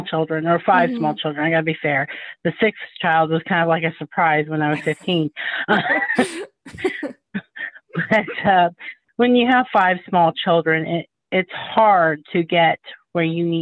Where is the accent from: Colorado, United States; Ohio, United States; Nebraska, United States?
Ohio, United States; Columbus; I was born and raised in Columbus, Ohio